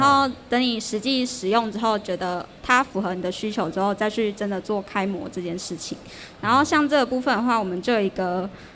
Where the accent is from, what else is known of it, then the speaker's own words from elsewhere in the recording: Changhua County, Taiwan; 如果对我们彰化当地有认同的话